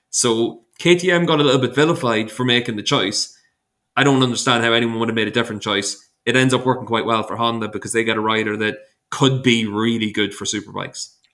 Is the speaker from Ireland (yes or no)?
yes; Ireland; As an Irishman, I struggle to say or.